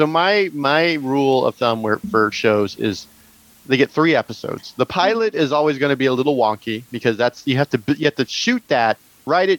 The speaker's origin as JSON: {"language": "English", "town": "Tehachapi", "region": "California", "country": "United States", "tie": "born or raised there", "said": "I'm from Tehachapi."}